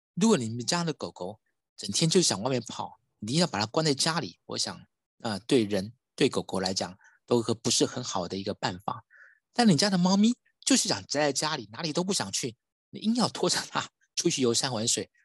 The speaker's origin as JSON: {"language": "Chinese", "country": "Taiwan", "said": "我们台湾人"}